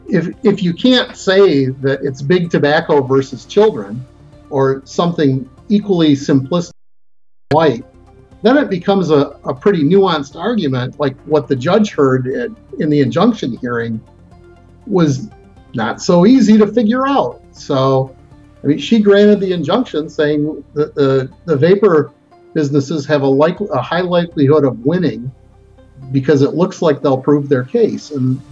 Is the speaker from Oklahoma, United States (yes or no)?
no; Flint, Michigan, United States; I am. I'm from Flint.